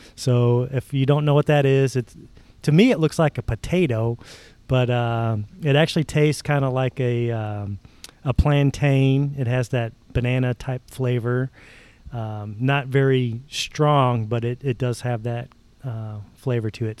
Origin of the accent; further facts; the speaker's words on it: Northern Indiana, United States; now in Kentucky, United States; I'm from Northern Indiana. Uh, I've lived in Kentucky for 30 some years